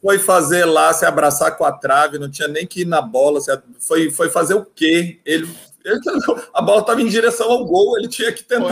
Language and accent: Portuguese; Porto Alegre, Rio Grande do Sul, Brazil; moved away; Eu cresci, nasci e cresci em Porto Alegre, num estado que é muito bairrista